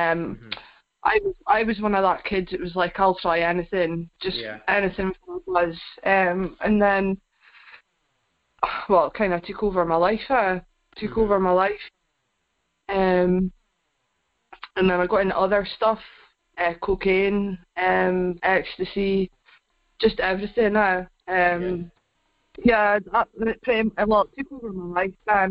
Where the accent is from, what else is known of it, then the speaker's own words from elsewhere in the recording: Aberdeen, Scotland, United Kingdom; I'm back in Cove now. I grew up in Cove